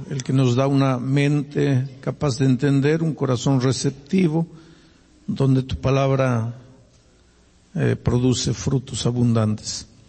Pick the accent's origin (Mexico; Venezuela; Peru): Peru; now in Brazil; Yo soy peruano y nací en el Perú